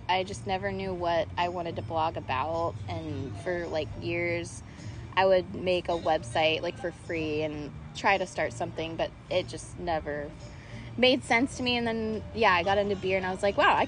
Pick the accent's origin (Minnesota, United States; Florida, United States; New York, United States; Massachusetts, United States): Florida, United States; Orlando; I grew up here in Orlando, and I've lived here my entire life